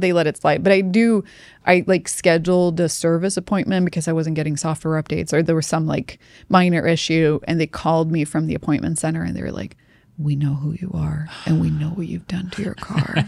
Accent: Sweden; moved away as an adult; I'm from Sweden

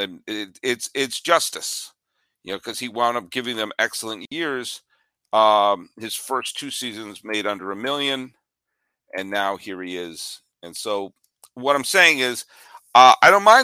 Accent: New England, United States; I grew up in New England.

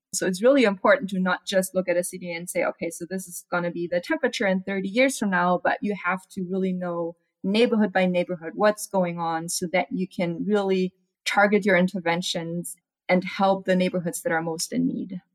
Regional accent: Germany; now in Arizona, United States; I'm from Germany

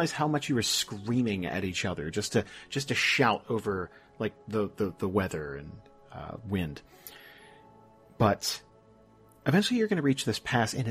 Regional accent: Northeast, United States; I'm from the Northeast

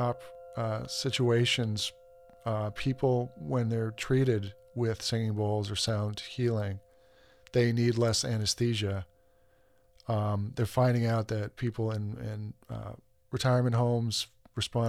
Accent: Boston, Massachusetts, United States; moved away as an adult; also born or lived in Washington, D.C.; now in Tucson, United States; I'm originally from Boston. I grew up there.

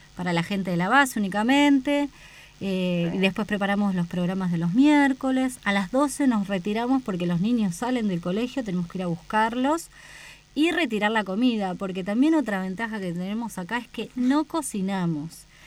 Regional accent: Buenos Aires, Argentina; moved away as an adult; now in Antarctica; mi, lugar de origen, de la, de la provincia de Buenos Aires, de la ciudad autónoma

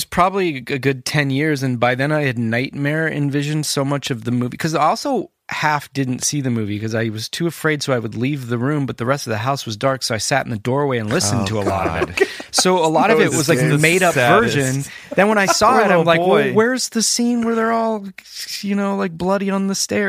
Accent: Whittier, California, United States; growing up in Whittier

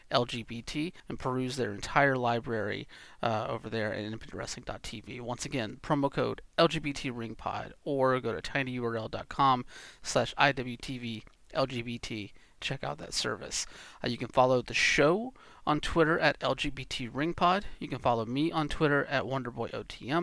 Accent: Georgia, United States; also born or lived in Atlanta; now in Pacific Northwest, United States; I'm from Georgia. Went to Thrashers games

